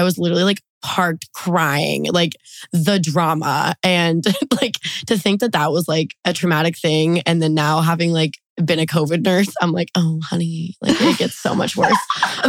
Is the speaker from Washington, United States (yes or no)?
yes; Seattle, Washington, United States; also born or lived in Denver; I was raised in Washington State. I'm originally from the east side of Seattle. We lived in like Federal Way, South Side for a little bit, but east side, Issaquah, Snoqualmie represent.